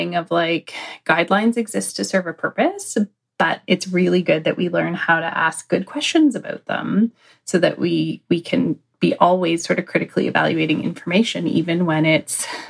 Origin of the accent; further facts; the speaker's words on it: Canada; being Canadian